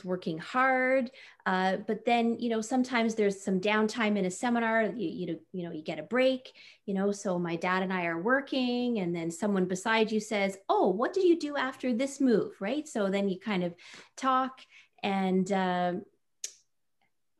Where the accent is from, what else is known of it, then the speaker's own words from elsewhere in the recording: Napanee, Ontario, Canada; now in Ottawa, Canada; I was 17 from Napanee, so a small town.